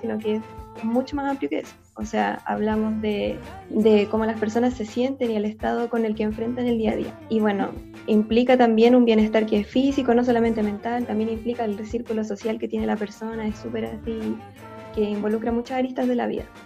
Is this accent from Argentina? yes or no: no; Concepción, Biobío, Chile; yo soy sureña, por así decirlo, eso también supongo que es parte de mí, porque nací en Concepción